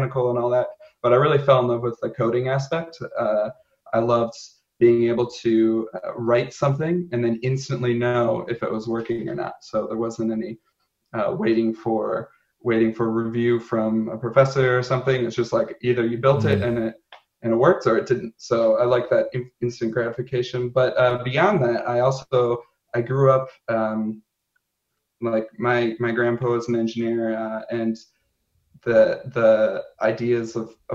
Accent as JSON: {"language": "English", "region": "Southeast Michigan", "country": "United States", "tie": "born or raised there", "said": "I grew up in Southeast Michigan, so not far from Ann Arbor"}